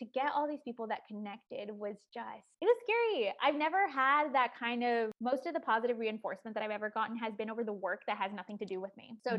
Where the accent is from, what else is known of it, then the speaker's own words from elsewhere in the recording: Chicago, Illinois, United States; I talked about growing up in Chicago and how it was like tough at times.